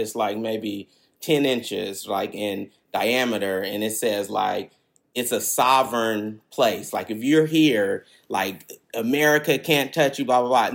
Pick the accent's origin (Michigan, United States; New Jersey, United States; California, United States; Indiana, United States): California, United States; Berkeley; I grew up on Ashby, which is like a, basically a highway kind of in Berkeley.